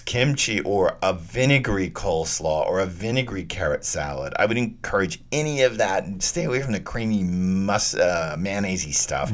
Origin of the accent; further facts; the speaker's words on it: Texas, United States; I grew up in Texas